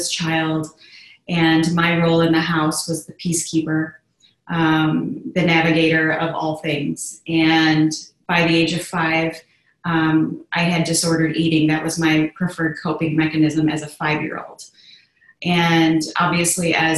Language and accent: English; Chicago, Illinois, United States; I grew up in the Midwest of Chicago, Illinois, and I'm a very strong Irish girl